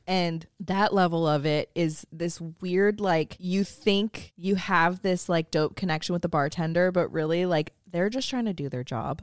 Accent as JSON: {"language": "English", "area": "San Francisco Bay Area", "region": "California", "country": "United States", "tie": "born or raised there", "said": "growing up in San Francisco Bay Area"}